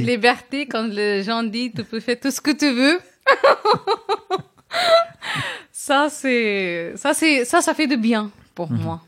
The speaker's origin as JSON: {"language": "French", "town": "Chennai", "region": "Tamil Nadu", "country": "India", "also_born_or_lived": "Kerala", "second_language": "French", "moved": "yes", "said": "je viens d'une ville qui s'appelle Chennai, qui est capitale de Tamil Nadu, qui est la région plus grande au sud de l'Inde"}